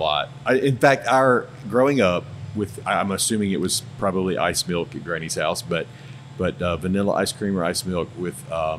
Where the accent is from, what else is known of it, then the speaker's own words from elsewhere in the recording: Starkville, Mississippi, United States; when I grew up in Starkville, we had another Dairy Queen over on another part of town.